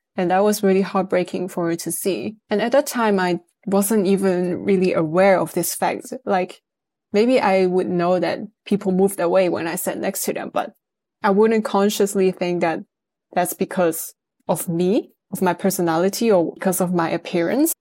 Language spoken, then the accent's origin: English; northern Netherlands, Netherlands; also born or lived in Amsterdam / United Kingdom; I was born and raised in the Netherlands